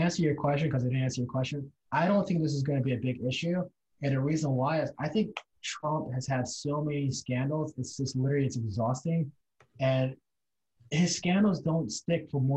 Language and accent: English; United States